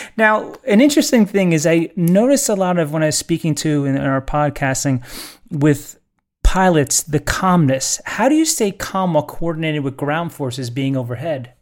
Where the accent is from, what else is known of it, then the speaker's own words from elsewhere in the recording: New York City, New York, United States; I'm from New York City, so I know handball very well